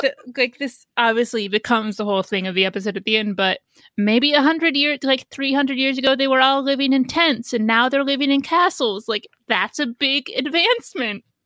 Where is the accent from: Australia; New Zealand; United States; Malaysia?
United States; Indiana; now in New York City, United States; I grew up in Indiana where you sort of do need a car